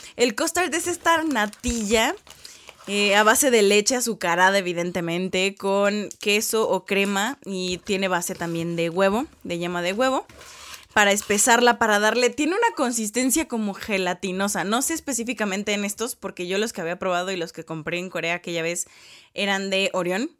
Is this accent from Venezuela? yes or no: no; Mexico; uno como mexicano no está acostumbrado